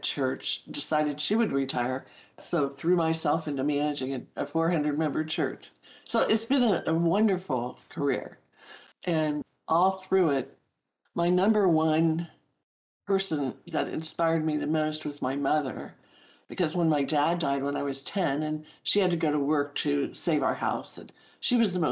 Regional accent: Springfield, Ohio, United States; now in California, United States; growing up in Springfield, Ohio

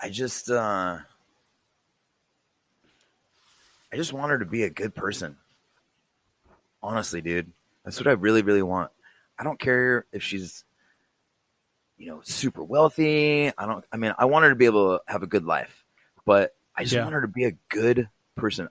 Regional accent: California, United States; I grew up in California

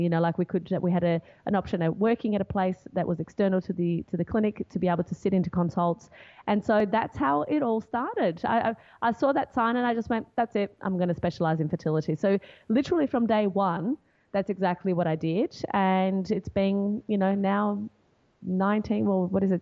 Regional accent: Brazil; moved away as an adult; now in Australia; I'm originally from Brazil and uh, my parents still live in Brazil now, but they immigrated here and they lived here for a few years decided to go back and then when i turned 18 i was like okay i need to i can't live in brazil anymore

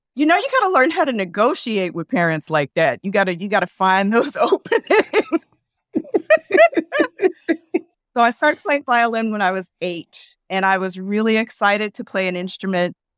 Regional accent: Philadelphia, Pennsylvania, United States; I grew up in Philadelphia

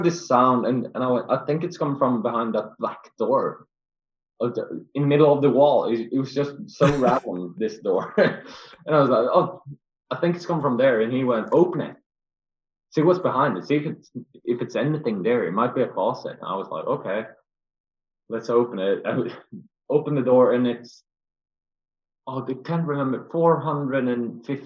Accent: Sweden; we're from Sweden

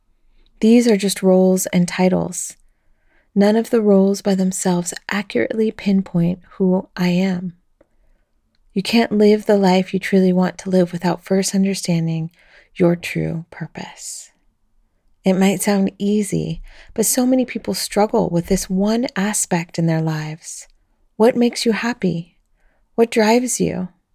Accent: Ecuador; also born or lived in Colombia / United States; now in Belgium; a single mother of three adult children and a grandma of two. I was born in Colombia 54 years ago, raised in Ecuador and the USA, and I now live in Belgium, the country I call home.

